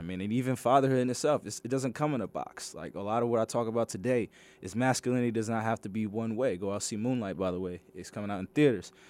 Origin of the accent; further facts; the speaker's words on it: Greenbelt, Maryland, United States; I grew up in Greenbelt, Maryland